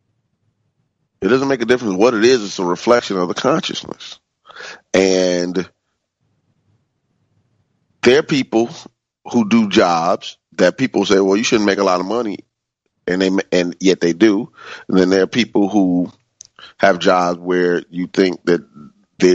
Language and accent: English; Chicago, Illinois, United States; when I was growing up in the African-American community in Chicago